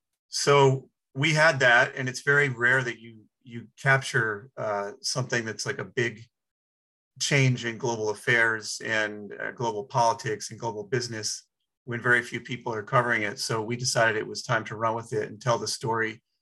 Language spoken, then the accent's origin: English; Michigan, United States; she's from Colorado, I'm from Michigan. Neither of us have any family background with Africa at all